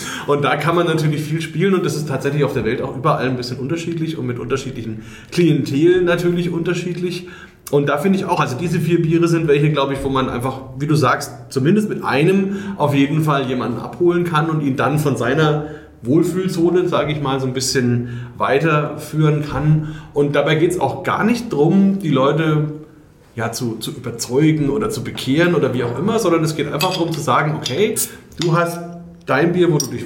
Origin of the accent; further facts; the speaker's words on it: Bavaria, Germany; da bin ich als Franke wieder voll dabei.